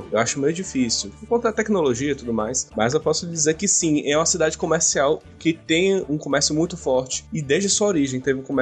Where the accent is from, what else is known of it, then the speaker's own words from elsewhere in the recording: Feira de Santana, Bahia, Brazil; now in Salvador, Brazil; aqui em Salvador, todo mundo que eu conheço, assim, quando descobre que eu sou de Feira de Santana